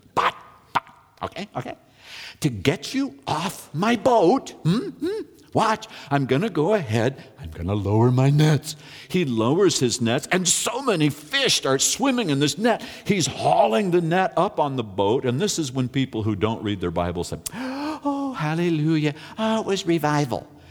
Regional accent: California, United States; I'm from California

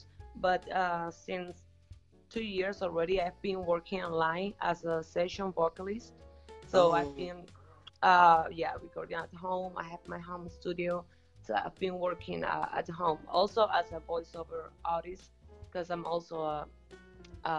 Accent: Havana, Cuba; I'm from Havana, Cuba

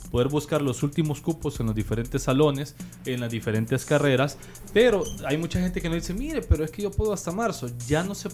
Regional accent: El Salvador; nosotros como salvadoreños, ¿verdad?

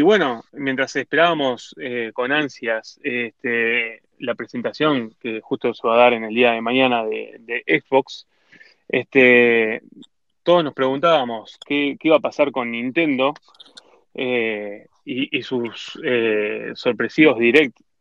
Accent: Uruguay; somos uruguayos

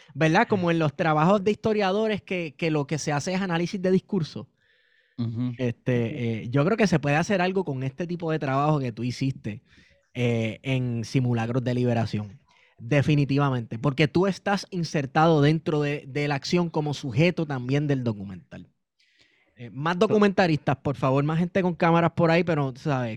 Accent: Puerto Rico; nosotros como puertorriqueños y puertorriqueñas

